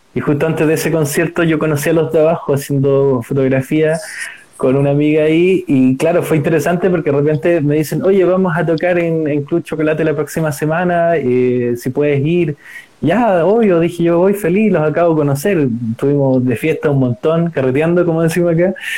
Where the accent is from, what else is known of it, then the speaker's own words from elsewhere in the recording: Chile; con mi visión como chileno